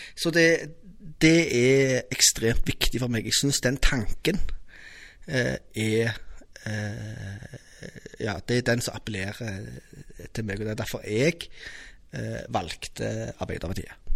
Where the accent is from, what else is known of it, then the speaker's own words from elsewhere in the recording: Stavanger, Rogaland, Norway; also born or lived in Mosterøy; jeg har vokst opp på Madla